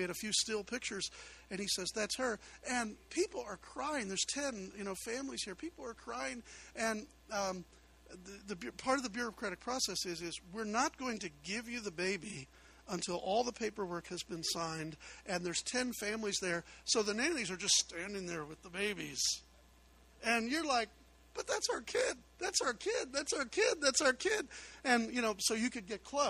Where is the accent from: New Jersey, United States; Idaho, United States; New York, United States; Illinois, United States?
Illinois, United States; Chicago; moved away; I'm from Chicago